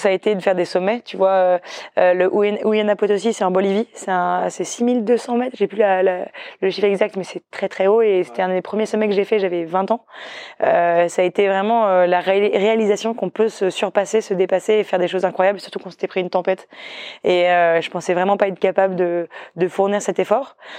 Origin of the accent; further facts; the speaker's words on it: northern Brittany, France; moved away; je venais aussi de Bretagne Nord où on était sur une île